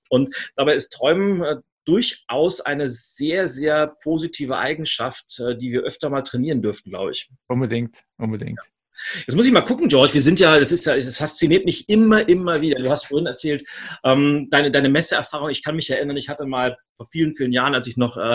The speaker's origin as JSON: {"language": "German", "country": "Switzerland", "said": "äh, als Schweizer muss ich das fragen, Berge oder Meer?"}